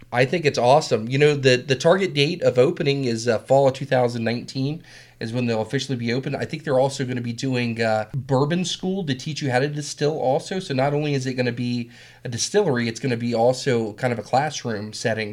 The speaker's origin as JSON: {"language": "English", "town": "Whitmire", "region": "South Carolina", "country": "United States", "moved": "yes", "said": "I'm from South Carolina"}